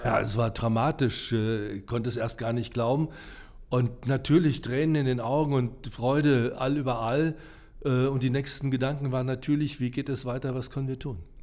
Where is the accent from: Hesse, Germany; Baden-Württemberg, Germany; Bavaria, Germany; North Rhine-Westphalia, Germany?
Hesse, Germany; Giessen; ich komme aus Gießen, bin dort geboren und aufgewachsen